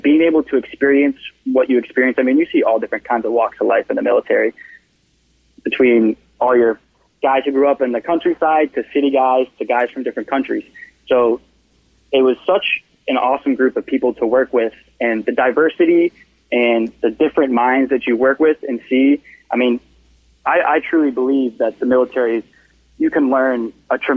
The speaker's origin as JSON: {"language": "English", "town": "Hopkinton", "region": "Massachusetts", "country": "United States", "tie": "born or raised there", "said": "growing up in Hopkinton"}